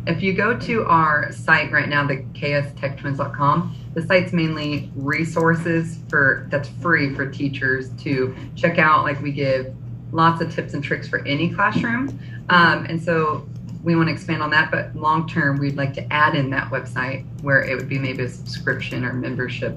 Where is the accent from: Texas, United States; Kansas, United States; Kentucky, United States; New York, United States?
Kansas, United States; El Dorado; we're both from El Dorado, Kansas